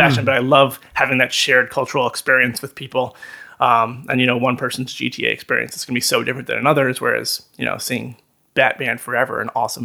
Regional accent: Chappaqua, New York, United States; moved away; I grew up in Chappaqua, home to the Clinton family

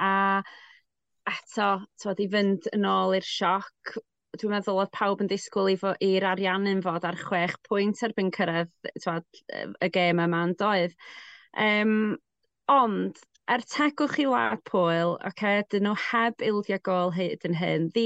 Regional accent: Welsh, Wales, United Kingdom; dwi'n gwybod hawdd i mi eistedd yma fel Cymraes

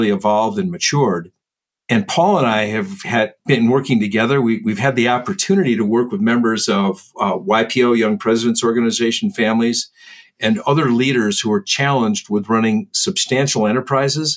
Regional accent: Midwest, United States; I was brought up in the Midwest in the United States

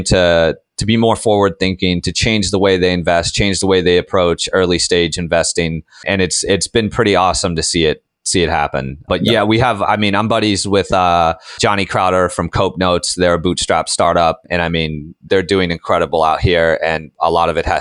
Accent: Tampa, Florida, United States; moved away as an adult; also born or lived in Texas; I was born and raised here in Tampa

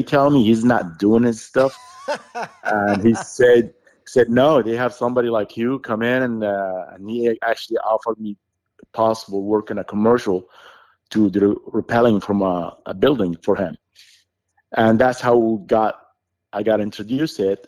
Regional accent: Saudi Arabia; English is a second language; moved away; I grew up in Saudi Arabia

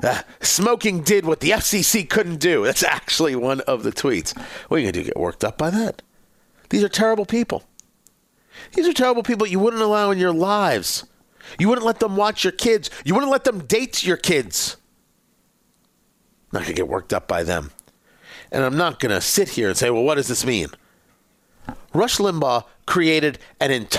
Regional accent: Middletown, New Jersey, United States; growing up in Middletown, New Jersey, it was the Howard Johnsons on Route 35

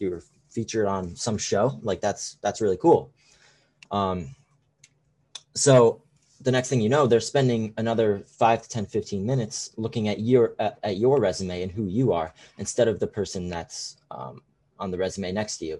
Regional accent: Connecticut, United States; I am a sophomore at Fairfield, and I am from Connecticut

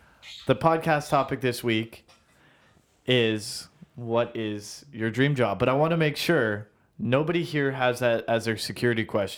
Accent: Orangeville, Ontario, Canada; also born or lived in Brampton; I was born in Orangeville.

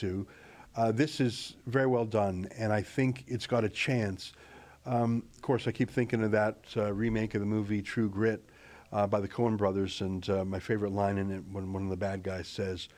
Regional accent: Canada; as a Canadian

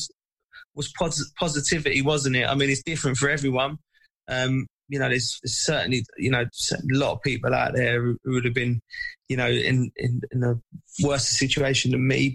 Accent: England, United Kingdom; as an Englishman, as an English player

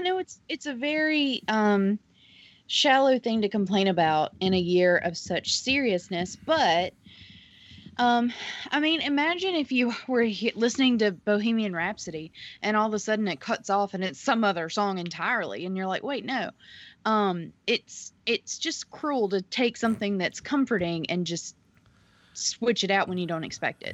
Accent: the South, United States; I'm from the South

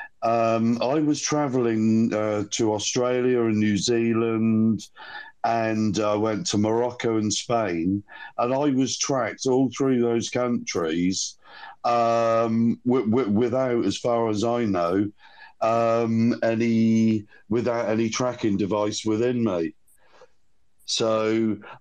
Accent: England, United Kingdom; I'm an Englishman

